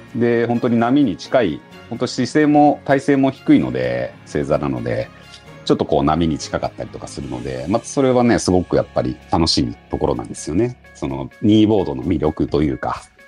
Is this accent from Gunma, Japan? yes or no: yes; Gunma, Japan; 自分群馬県出身で海なし県っていうところもある